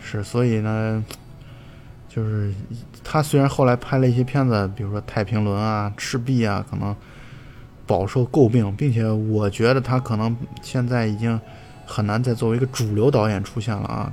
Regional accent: China; 我们东方人或者我们中国人可能更喜欢的是《英雄本色》和《纵横四海》

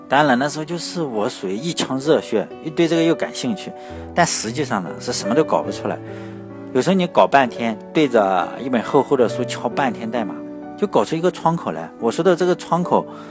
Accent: Shandong, China; 我们山东嘛，我是山东的，我们老家的土话就叫洋火枪

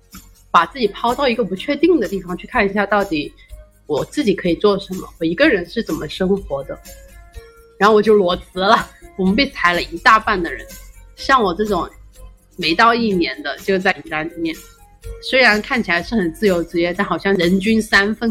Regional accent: Shenzhen, Guangdong, China; moved away as an adult; now in Zhongshan, China; 从小在深圳长大，然后也在深圳读书，大学的时候也在广州。我后来大学毕业之后也回到深圳工作了，有四五年吧。

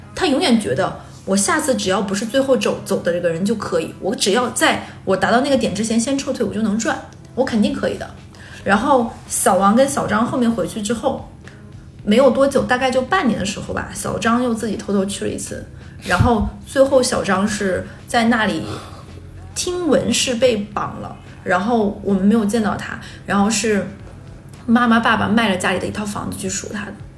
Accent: Northeast China, China; 我们几个人都是东北人

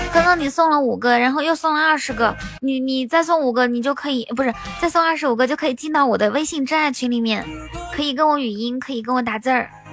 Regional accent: Inner Mongolia, China; now in Shanghai, China; 主播是内蒙人，在上海

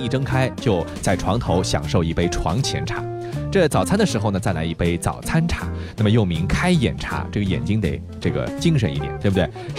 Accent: China; 甚至有的时候比我们中国人有过之而无不及呀

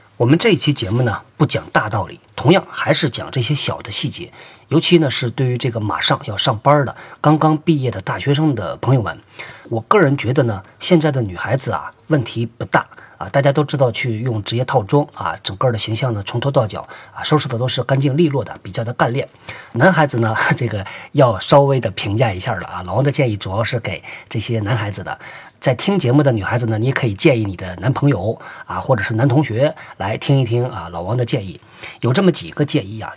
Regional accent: China; 我们中国人

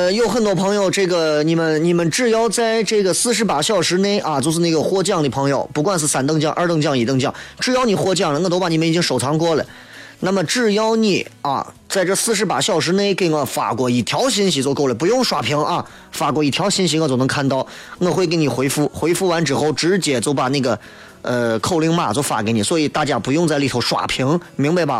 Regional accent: Shaanxi, China; 所以我觉得，其实作为陕西人应该要有反思，一定要有反思。

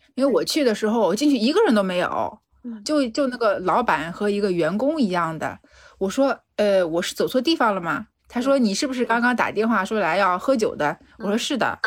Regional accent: Shanghai, China; 我从上海来的

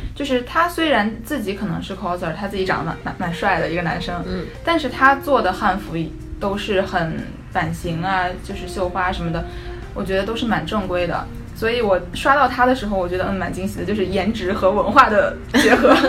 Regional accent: China; moved away; 我们中国的文化是，哪怕我们到了海外，我们也是能坚持下来，能流传下来的

